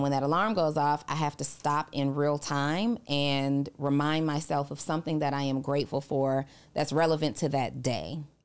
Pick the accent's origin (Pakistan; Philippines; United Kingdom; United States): United States; New Orleans, Louisiana; moved away; I'm originally from New Orleans